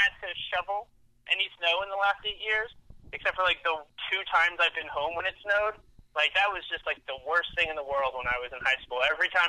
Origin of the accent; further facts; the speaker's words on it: New Jersey, United States; moved away as an adult; now in California, United States; No, I haven't lived in California forever. I've been here 8 years now. I'm originally from New Jersey.